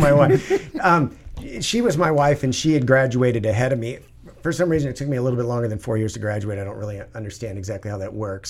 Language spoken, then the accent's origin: English; Virginia, United States; born there; I was born in Virginia, as a matter of fact.